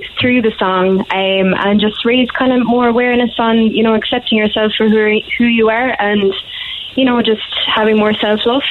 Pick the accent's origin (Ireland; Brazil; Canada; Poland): Ireland; Newcestown, Munster; moved away as an adult; also born or lived in Edinburgh, Scotland; now in Glasgow, United Kingdom; I'm from Newcestown, just outside Bandon.